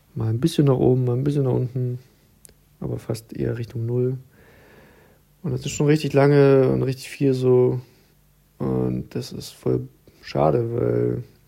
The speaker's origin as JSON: {"language": "German", "region": "Berlin", "country": "Germany", "moved": "as an adult", "lives_now": "Leipzig, Germany", "said": "ich wohne inzwischen in Leipzig und ich komme ja eigentlich aus Berlin"}